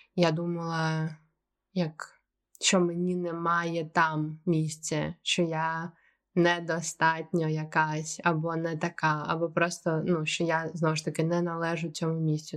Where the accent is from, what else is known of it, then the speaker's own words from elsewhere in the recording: Ukraine; moved away as an adult; я з України